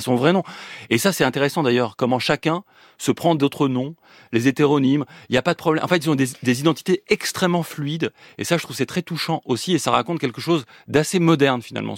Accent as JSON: {"language": "French", "town": "Nancy", "region": "Grand Est", "country": "France", "tie": "born or raised there", "said": "je suis né à Nancy"}